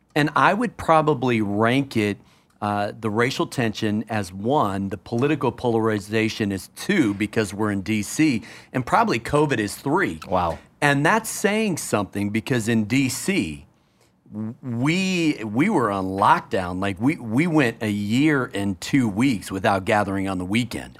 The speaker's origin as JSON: {"language": "English", "town": "Minneapolis", "region": "Minnesota", "country": "United States", "tie": "born or raised there", "moved": "yes", "lives_now": "Washington, D.C., United States", "said": "I was born in Minneapolis"}